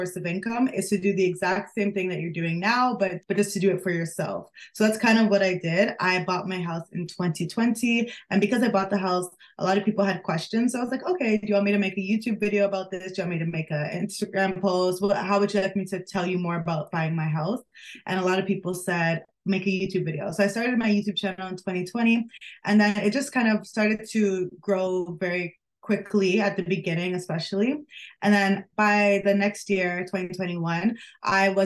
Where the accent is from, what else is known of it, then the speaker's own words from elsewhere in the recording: Toronto, Ontario, Canada; also born or lived in United Kingdom; I grew up in the Greater Toronto area